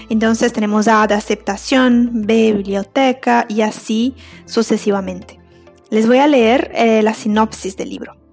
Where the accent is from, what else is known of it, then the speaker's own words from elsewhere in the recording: Brazil; Spanish is a second language; moved away as an adult; now in Uruguay; Yo soy brasileña, pero vivo en Uruguay hace siete años.